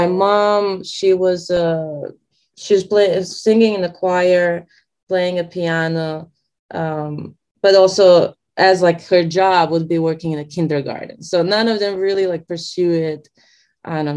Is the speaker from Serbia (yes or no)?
yes; Belgrade, Serbia; moved away as an adult; now in Los Angeles, United States; I was born in Serbia, in Belgrade, 35 years ago. And I lived there only until like 5 years ago, actually. I moved to the States, so I live here in Los Angeles now.